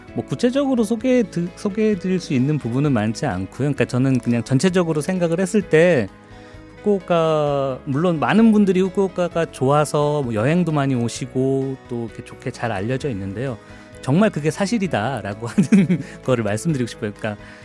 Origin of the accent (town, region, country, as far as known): South Korea; moved away as an adult; now in Fukuoka, Japan